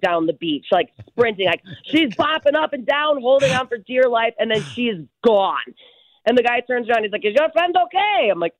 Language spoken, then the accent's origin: English; Barrington, United States; I have, too, my whole life growing up in Barrington. I'm fairly familiar with horseback riding.